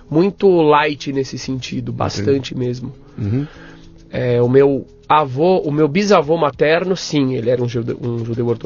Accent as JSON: {"language": "Portuguese", "region": "São Paulo", "country": "Brazil"}